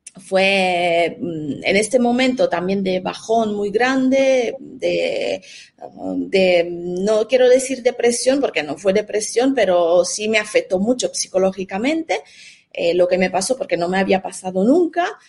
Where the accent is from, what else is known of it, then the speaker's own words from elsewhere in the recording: Italy; Spanish is a second language; moved away as an adult; now in Spain; soy italiana, me licencié en Italia